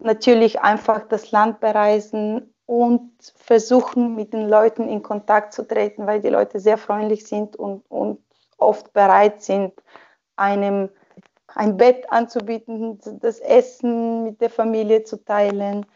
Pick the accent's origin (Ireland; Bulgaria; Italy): Bulgaria; Sofia, Sofia City; German is a second language; moved away as an adult; also born or lived in Germany / Austria; now in Switzerland; Sofia, meine Hauptstadt, also meine, meine Geburtsstadt und die Hauptstadt von Bulgarien